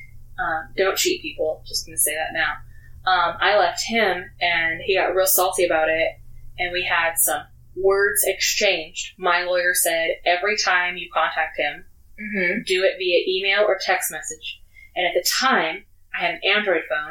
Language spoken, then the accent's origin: English; Yuma, Arizona, United States; now in Tucson, United States; I'm originally from Yuma. It doesn't rain there